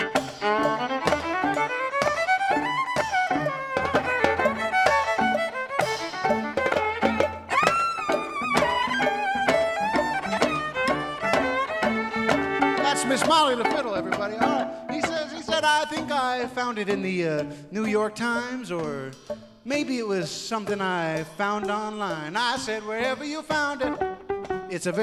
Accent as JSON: {"language": "English", "town": "Chicago", "region": "Illinois", "country": "United States", "also_born_or_lived": "Midwest", "moved": "yes", "said": "I'm originally from Chicago"}